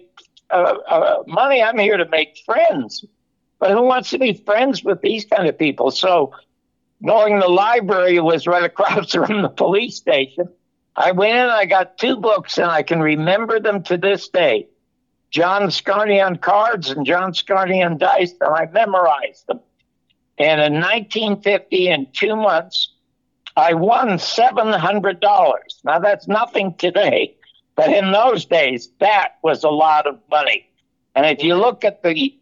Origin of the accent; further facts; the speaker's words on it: Toronto, Ontario, Canada; I was born in the Salvation Army Charity Ward in Toronto, Canada